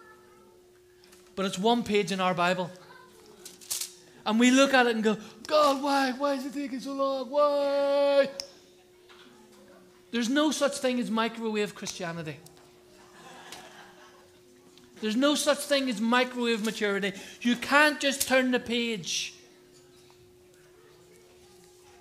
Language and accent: English; Ireland; now in United Kingdom; I'm not English, you know that, don't you? Huh? I'm Irish.